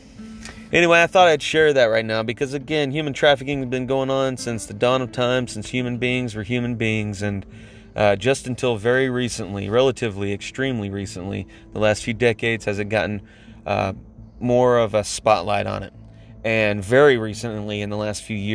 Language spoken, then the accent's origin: English; United States; now in Atlanta, United States; as an American